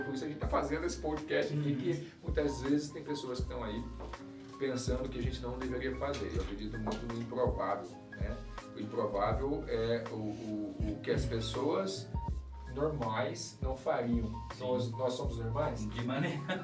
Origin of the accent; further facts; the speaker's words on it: Aparecida, São Paulo, Brazil; Eu sou natural de Aparecida, São Paulo